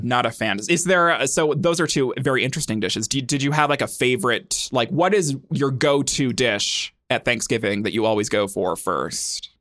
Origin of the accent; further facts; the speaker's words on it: United States; I grew up in America, in the United States of America, 'cause I'm American